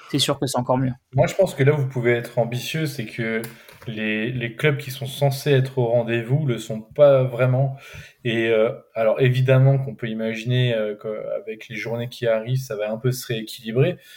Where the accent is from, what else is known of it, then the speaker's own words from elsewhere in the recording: Lyon, Auvergne-Rhône-Alpes, France; c'est peut-être plus facile en tant que Lyonnais de le dire